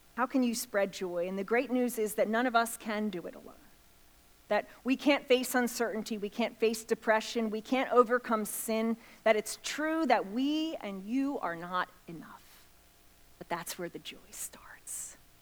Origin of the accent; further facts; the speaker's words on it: outside of Philadelphia, Pennsylvania, United States; I grew up outside of Philadelphia